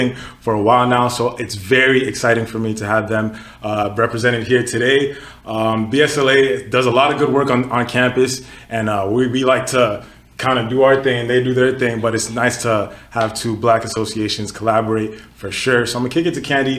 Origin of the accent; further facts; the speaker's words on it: Katy, Texas, United States; moved away as an adult; also born or lived in Nigeria; now in Ottawa, Canada; I was born in Nigeria, grew up in Katy, Texas. Then I moved here